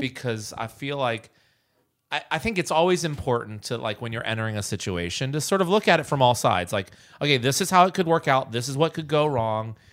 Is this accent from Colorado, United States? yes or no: no; Bird's Nest, Virginia, United States; moved away as an adult; also born or lived in New York City / Los Angeles; I'm from Bird's Nest, Virginia